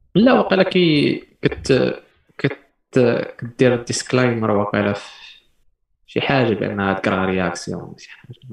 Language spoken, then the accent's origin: Arabic; Morocco; حنا كمغاربه